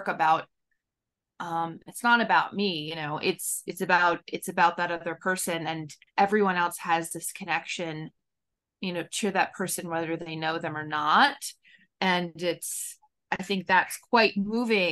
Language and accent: English; Katonah, New York, United States; in my local community that I grew up in Katonah